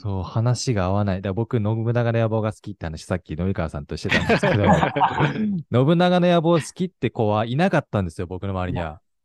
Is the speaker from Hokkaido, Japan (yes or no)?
yes; Hokkaido, Japan; 北海道ずっといるんで